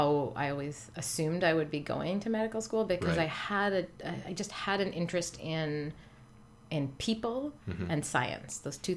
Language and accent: English; Newfoundland and Labrador, Canada; I grew up in Newfoundland on the east coast of Canada.